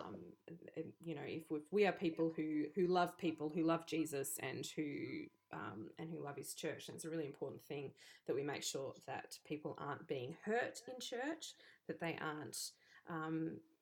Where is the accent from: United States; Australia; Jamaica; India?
Australia; being Australian